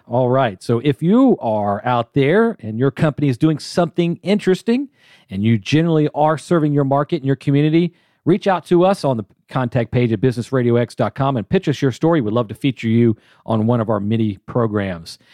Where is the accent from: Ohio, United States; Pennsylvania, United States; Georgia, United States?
Georgia, United States; Atlanta; I'm born and raised in Atlanta